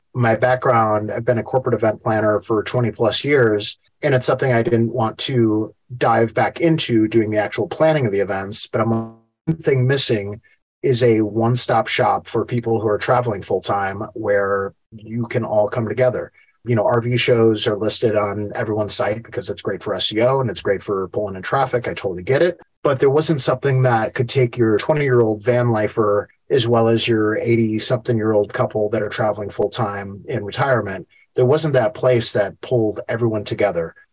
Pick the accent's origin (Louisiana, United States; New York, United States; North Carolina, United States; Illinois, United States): Illinois, United States; Chicago; moved away as an adult; also born or lived in Asheville; I'm born and raised in Chicago